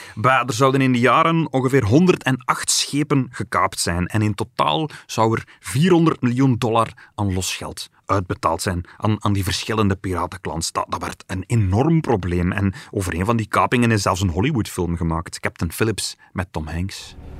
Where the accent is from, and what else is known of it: Belgium